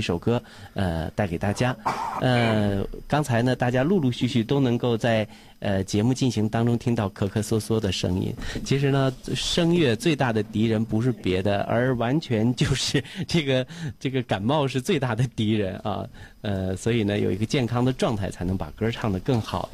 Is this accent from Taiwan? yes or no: no; Weihai, Shandong, China; 无论走到哪里，我们都是威海人